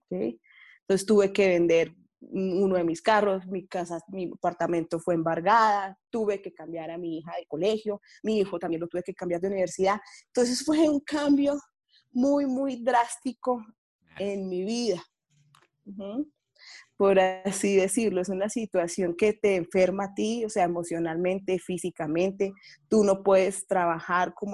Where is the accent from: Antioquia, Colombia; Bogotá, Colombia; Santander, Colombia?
Bogotá, Colombia; Bueno, Juan Camilo, yo soy de Bogotá.